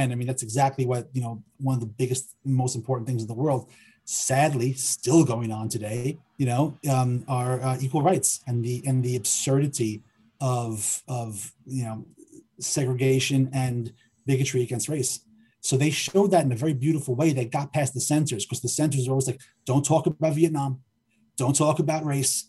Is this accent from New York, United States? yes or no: yes; New York City, New York, United States; growing up in Forest Hills, Queens, when I was a little kid